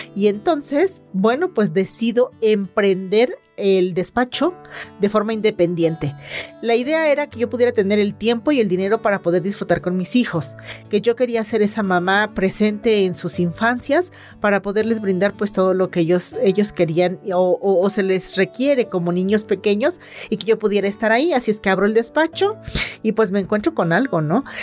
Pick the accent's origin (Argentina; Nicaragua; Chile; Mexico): Mexico; soy mexicana